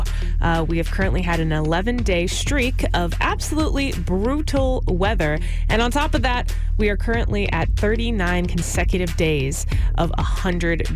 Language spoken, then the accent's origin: English; Houston, Texas, United States; now in Austin, United States; my hometown over in Houston